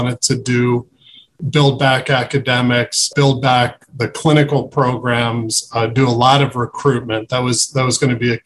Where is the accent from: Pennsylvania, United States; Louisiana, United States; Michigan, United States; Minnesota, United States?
Pennsylvania, United States; Philadelphia; moved away as an adult; also born or lived in Boston / Pittsburgh; now in Cleveland, United States; I grew up in Philadelphia